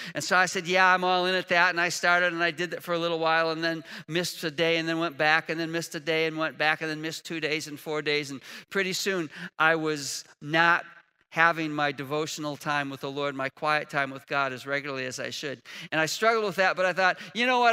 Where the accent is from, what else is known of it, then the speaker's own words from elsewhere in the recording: Chicago, Illinois, United States; now in Indiana, United States; I was raised in Chicago